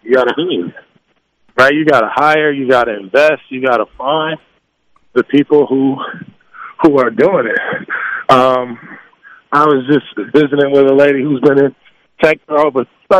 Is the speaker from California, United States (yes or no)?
yes; Los Angeles, California, United States; born or raised there